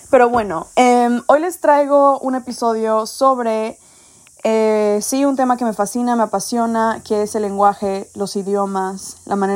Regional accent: Mexico City, Mexico; yo crecí en México, en Ciudad de México, y me moví mucho por el país.

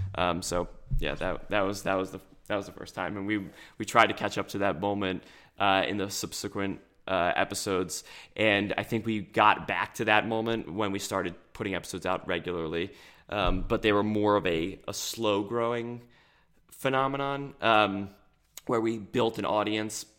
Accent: New Jersey, United States; we're from South Jersey, and we root for all the Philadelphia teams

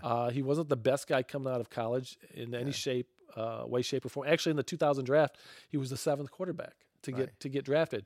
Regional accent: Michigan, United States; Growing up in Michigan

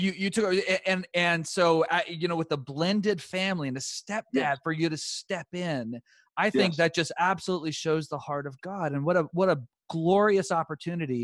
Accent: East Texas, United States; I'm from the South. I'm from East Texas

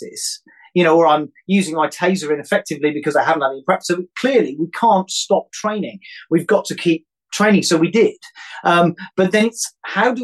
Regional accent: United Kingdom; being British

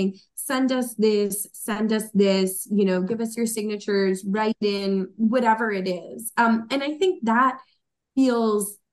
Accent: Long Island, New York, United States; There was a thing in my hometown library about it

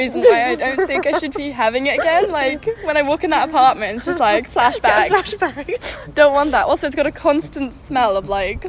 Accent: South Africa; now in Amsterdam, Netherlands; We live in Amsterdam. I'm from South Africa. What else? I'm 17.

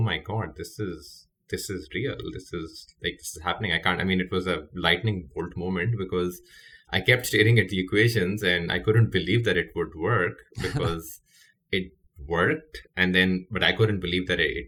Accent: Pakistan; moved away; I'm Pakistani, born and raised there

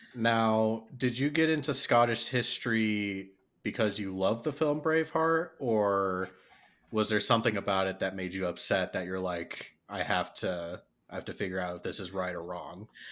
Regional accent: Midwest, United States; So both me and Jack hail from the Midwest

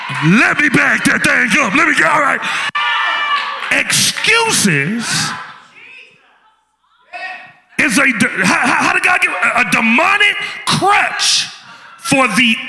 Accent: Memphis, Tennessee, United States; I'm from Memphis, we do a slow down there.

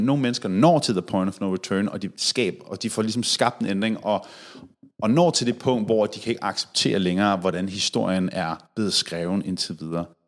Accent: Denmark; her hjemme i Danmark

